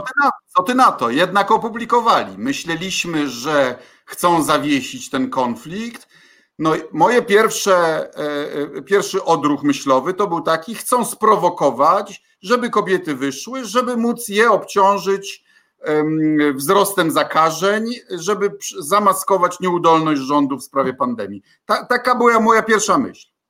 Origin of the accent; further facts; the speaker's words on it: Kuyavian-Pomeranian Voivodeship, Poland; u nas w Kujawsko-Pomorskim